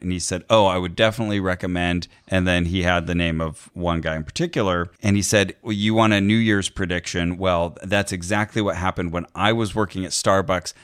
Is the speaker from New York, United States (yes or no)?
no; Santa Cruz, California, United States; now in Los Angeles, United States; my hometown of Santa Cruz